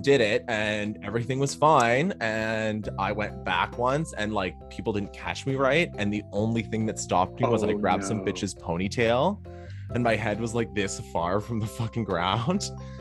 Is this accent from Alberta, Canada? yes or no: no; Toronto, Ontario, Canada; That I grew up with in Toronto